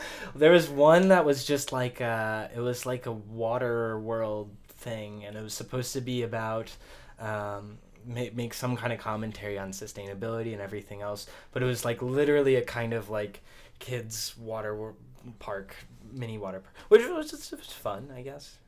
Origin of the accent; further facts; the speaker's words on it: Atlanta, Georgia, United States; moved away; I'm from Atlanta originally